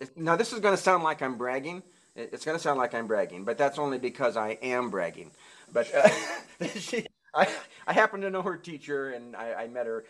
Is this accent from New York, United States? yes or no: no; Nebraska, United States; I grew up in Nebraska